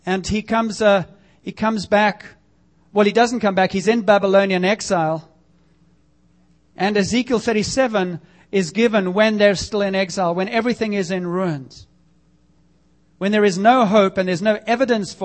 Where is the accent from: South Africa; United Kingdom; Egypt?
South Africa; moved away as an adult; now in Canada; growing up in South Africa, and I can tell you for 20 years that I was there